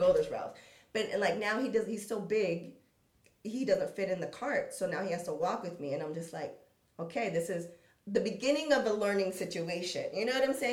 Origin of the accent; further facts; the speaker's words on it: San Diego, California, United States; I come from San Diego, but not like the best part or the best situation, no money. So we grew up with some with some skills